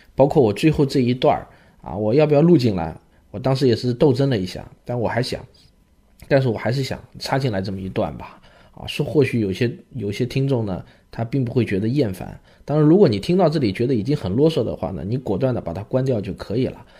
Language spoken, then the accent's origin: Chinese; China; 我们中国人